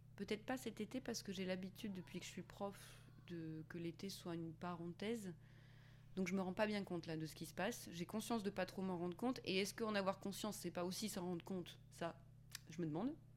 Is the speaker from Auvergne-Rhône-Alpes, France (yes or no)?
yes; Auvergne-Rhône-Alpes, France; moved away; also born or lived in Paris; je viens d'Auvergne.